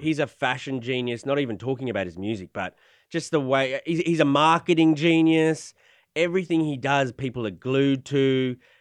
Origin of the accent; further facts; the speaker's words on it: Australia; moved away; I'm Australian